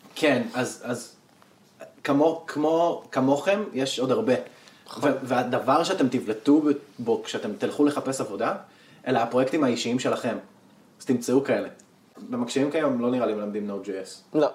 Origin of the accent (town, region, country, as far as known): Northern Israel, Israel